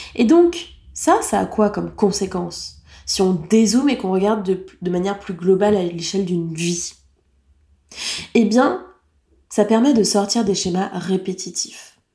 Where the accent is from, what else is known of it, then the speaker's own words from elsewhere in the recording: France; En tant que française